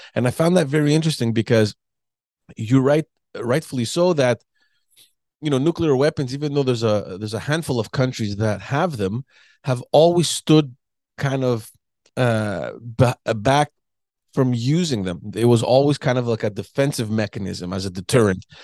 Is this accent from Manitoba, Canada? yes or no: no; Quebec, Canada; from Quebec, from my hometown